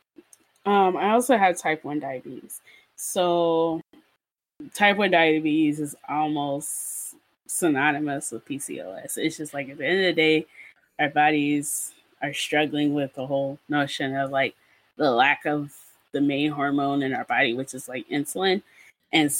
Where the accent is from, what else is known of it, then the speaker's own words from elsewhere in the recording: Nigeria; me just being a Nigerian human and just never getting braces